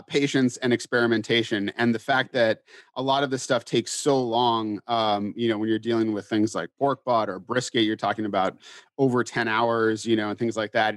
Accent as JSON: {"language": "English", "region": "Massachusetts", "country": "United States", "tie": "born or raised there", "said": "When I was growing up in Massachusetts, not known for its barbecue culture"}